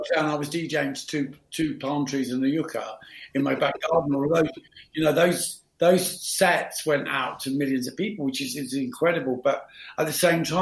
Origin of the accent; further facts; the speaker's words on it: London, United Kingdom; also born or lived in Pimlico; I was born in Pimlico, but grew up in Battersea. So we moved to Battersea when I was like 7, I think, or 8